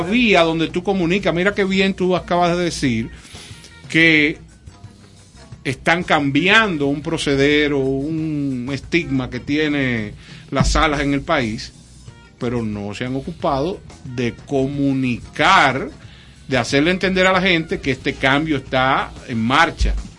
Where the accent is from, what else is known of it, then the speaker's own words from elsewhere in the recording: Dominican Republic; somos como República Dominicana